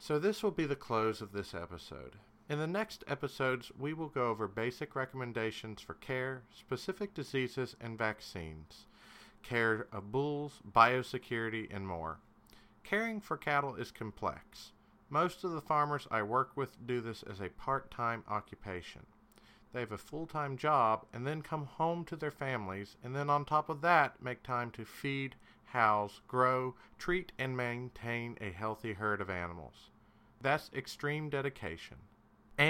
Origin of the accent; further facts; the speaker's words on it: Kentucky, United States; I'm from Kentucky